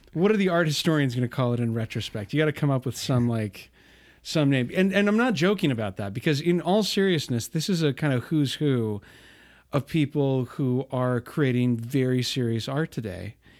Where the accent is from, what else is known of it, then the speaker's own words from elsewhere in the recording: Bountiful, Utah, United States; I grew up in Bountiful, not far away from you